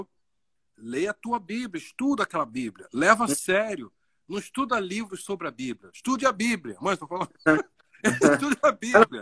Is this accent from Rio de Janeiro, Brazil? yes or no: yes; Baixada Fluminense, Rio de Janeiro, Brazil; moved away as an adult; de onde eu vim, da Baixada